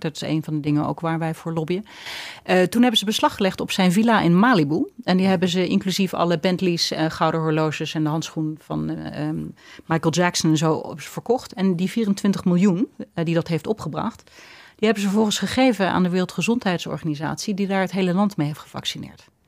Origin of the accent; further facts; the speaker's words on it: Netherlands; ik ben natuurlijk ook een trotse Nederlander en dol op mijn land